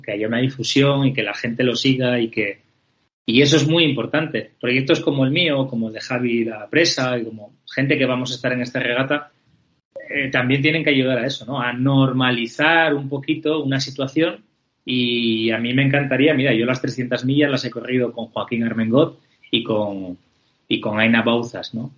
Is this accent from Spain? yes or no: yes; Spain; somos muy españoles